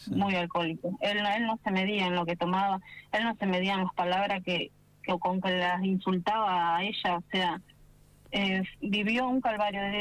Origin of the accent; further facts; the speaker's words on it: Pellegrini, Argentina; yo no vivo en Toay, pero yo soy de Pellegrini.